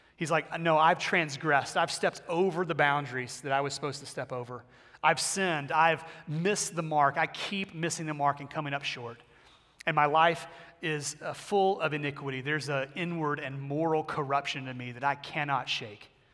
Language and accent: English; Texas, United States; I grew up in the South and mainly Texas